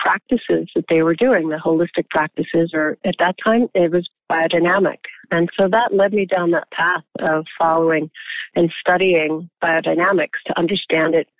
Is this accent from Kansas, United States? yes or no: no; Colorado, United States; now in Napa Valley, United States; I grew up in Colorado. I grew up in the ranching community